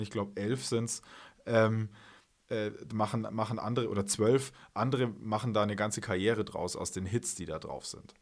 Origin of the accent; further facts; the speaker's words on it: Munich, Bavaria, Germany; also born or lived in Wales (half Welsh); in meiner Heimatstadt hier in, in, in München